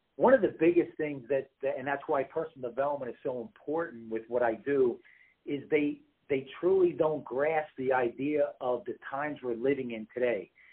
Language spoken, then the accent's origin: English; East Coast, United States; moved away; I'm originally from the East Coast